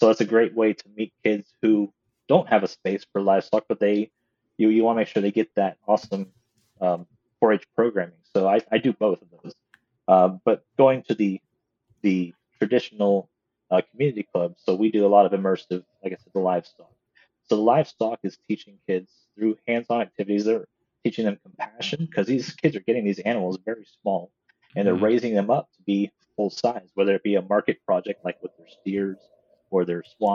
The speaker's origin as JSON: {"language": "English", "country": "United States", "tie": "born or raised there", "said": "In my hometown, I was a Martin County 4-H kid. Now I'm the Martin County 4-H agent"}